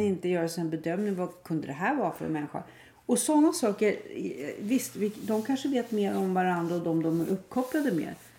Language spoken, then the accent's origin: Swedish; Stockholm, Stockholm County, Sweden; när jag var barn i Stockholm